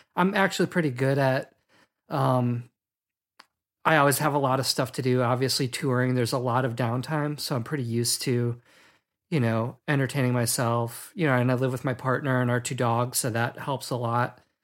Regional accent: Milwaukee, Wisconsin, United States; I'm from Milwaukee, Wisconsin, which is, like, an hour and a half north of Chicago

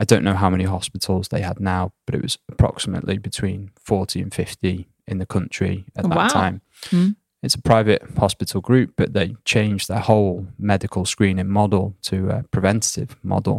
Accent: United Kingdom; born or raised there; moved away as an adult; now in Sweden

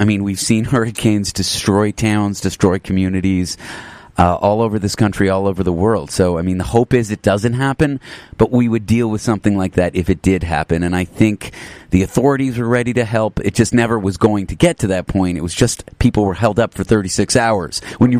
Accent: Canada; accent: midway between US and Canadian; I'm from Canada, actually. It's a weird vibe going on there. I'm midway between a U.S. and Canadian accent.

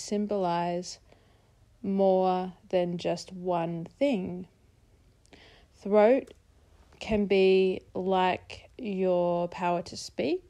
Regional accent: Mununjali, Yugambeh, Queensland, Australia; now in Brisbane, Australia; I'm Mununjali from the Yugambeh language group, which for those of you who don't know, is the Logan, Gold Coast and scenic rim region of southeast Queensland.

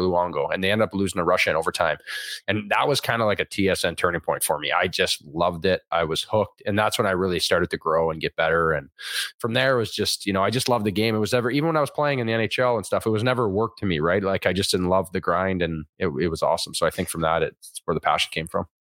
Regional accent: Thunder Bay, Ontario, Canada; I grew up in Thunder Bay, Ontario.

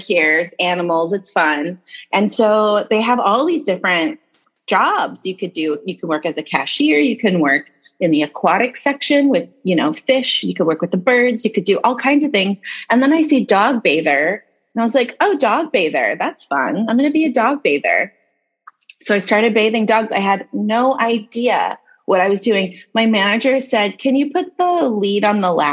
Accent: Los Angeles, California, United States; I grew up in the San Fernando Valley, which is a small part of Los Angeles.

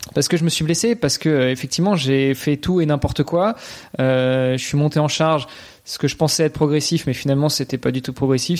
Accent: Normandy, France; moved away as an adult; also born or lived in Luxembourg; je suis franco-italien, donc euh, j'ai grandi en Normandie, ma maman est normande, mon papa est, italien

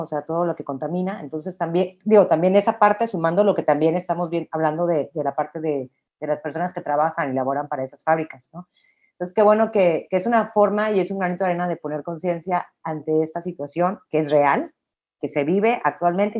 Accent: Mexico; como mexicana, como mujer

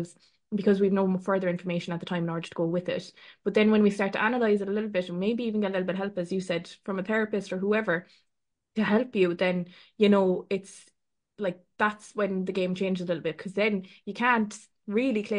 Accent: Ireland; we're Irish

